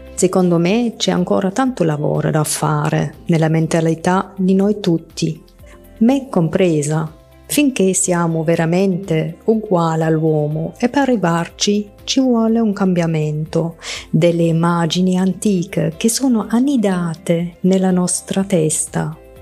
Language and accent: Italian; Germany; Italian is a second language; moved away as an adult; now in Italy; sono nata e cresciuta in Germania. Da pochi anni vivo in Italia